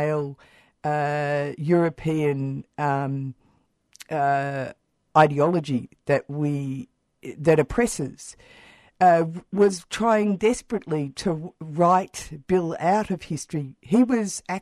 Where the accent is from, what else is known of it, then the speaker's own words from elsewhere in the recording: Warrnambool, Victoria, Australia; I was brought up in Warrnambool